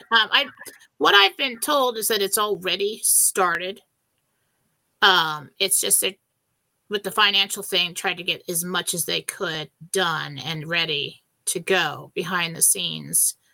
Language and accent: English; San Diego, California, United States; growing up in San Diego. And we know that people in Tijuana, right over the border, had pharmacies